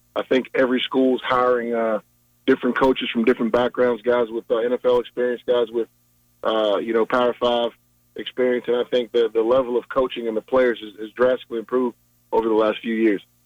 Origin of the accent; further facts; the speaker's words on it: Richmond, Virginia, United States; also born or lived in Hampton, Virginia; I was born and raised in Richmond.